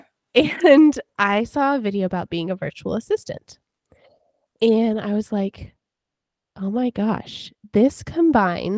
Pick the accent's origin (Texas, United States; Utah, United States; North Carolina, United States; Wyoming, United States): North Carolina, United States; I'm from North Carolina